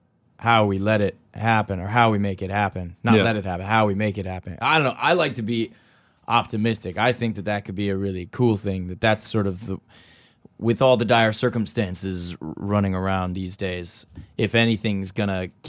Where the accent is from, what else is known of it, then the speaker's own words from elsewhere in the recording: California, United States; I'm from California.